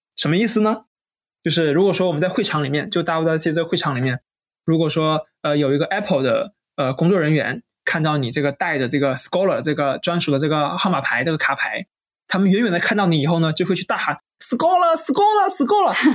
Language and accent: Chinese; Hainan, China; 因为我是海南人嘛